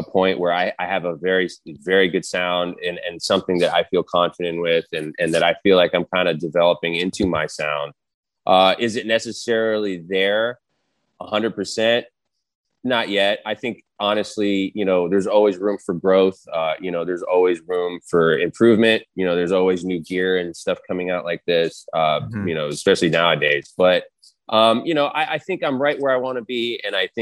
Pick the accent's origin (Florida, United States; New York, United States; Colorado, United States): Colorado, United States; Denver; moved away; I was born in Denver.